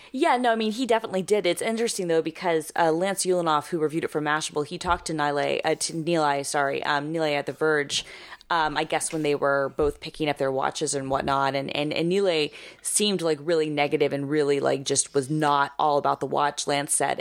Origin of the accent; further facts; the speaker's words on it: Atlanta, Georgia, United States; now in New York, United States; I grew up with it in Atlanta